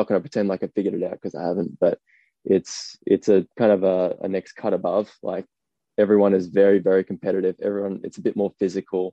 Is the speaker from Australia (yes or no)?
yes; Gosford, New South Wales, Australia; I grew up on the Central Coast in Gosford.